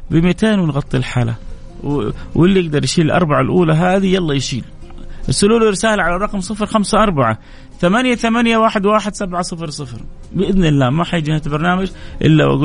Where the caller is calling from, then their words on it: Palestine; انا متابعينك آه، من فلسطين يعني متابعينك آه، لاهلنا بفلسطين من فلسطين